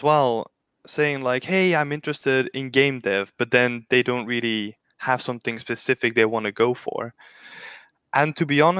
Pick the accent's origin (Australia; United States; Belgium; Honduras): Belgium; moved away as an adult; also born or lived in Cambridge, United Kingdom; now in Berlin, Germany; I'm originally from Belgium. But then for my first job we moved to the UK, which was in Cambridge